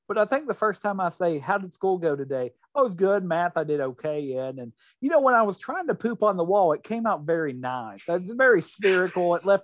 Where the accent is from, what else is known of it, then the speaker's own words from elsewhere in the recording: Appalachian Kentucky, United States; I grew up in the Appalachian area of Kentucky, obsessed with Star Trek.